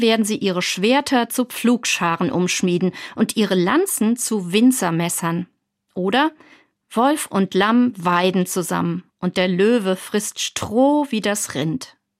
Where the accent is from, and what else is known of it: Germany; also born or lived in Mainz